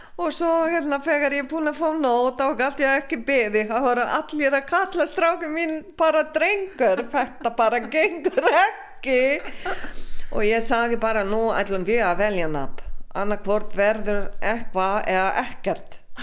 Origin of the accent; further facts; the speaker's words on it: Slovenia; Icelandic is a second language; now in Iceland; ég er ekki Íslendingur ég er alltaf frá og verður alltaf frá Slovenju